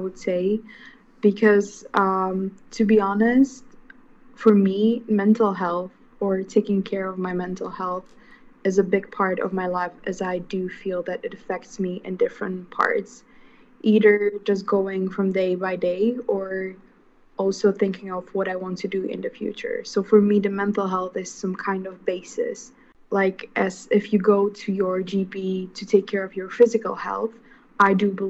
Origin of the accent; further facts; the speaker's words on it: Slovakia; moved away as an adult; also born or lived in The Hague, Netherlands; now in Milan, Italy; I am from Slovakia